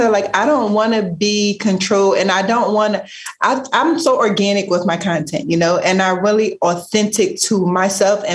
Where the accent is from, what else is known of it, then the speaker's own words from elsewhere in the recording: Philadelphia, Pennsylvania, United States; growing up in Philly, the environment that we grew up